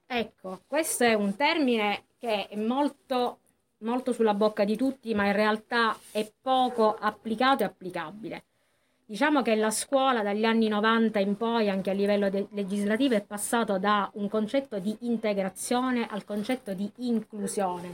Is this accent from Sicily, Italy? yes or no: yes; Acireale, Sicily, Italy; io sono di Acireale